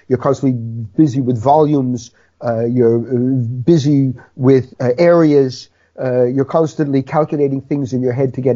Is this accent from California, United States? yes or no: no; New York City, New York, United States; moved away as an adult; now in Netherlands; 68 years ago, I was born in the Bronx